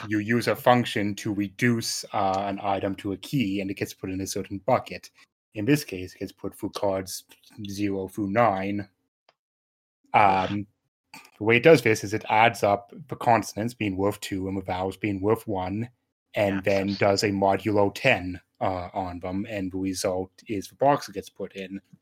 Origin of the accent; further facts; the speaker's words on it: Canada; I'm Canadian